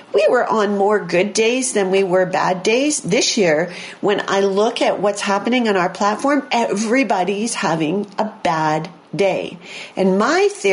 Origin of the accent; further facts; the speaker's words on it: Port Huron, Michigan, United States; I grew up near Port Huron, Michigan, where in Detroit, where there was WKBD TV